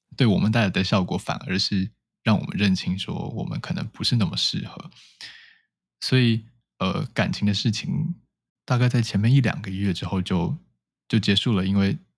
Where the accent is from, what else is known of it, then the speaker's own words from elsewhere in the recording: Taipei, Taiwan; 我是土生土长的台北人